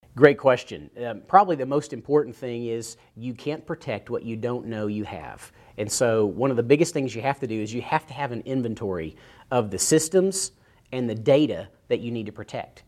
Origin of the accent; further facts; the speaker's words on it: East Tennessee, United States; I grew up in East Tennessee